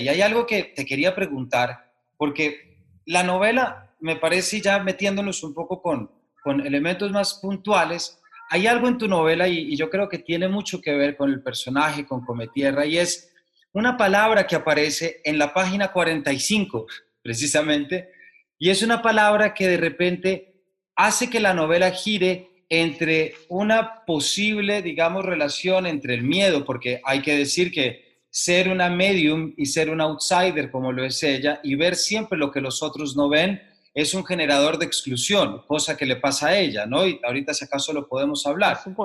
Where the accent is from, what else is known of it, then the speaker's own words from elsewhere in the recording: Colombia; como lector colombiano